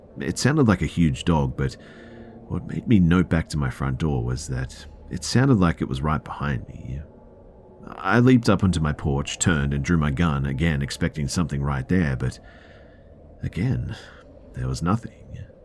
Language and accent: English; Oregon, United States; Me, growing up in Oregon, loved the rain, and for the past 10 years we'd lived in Vegas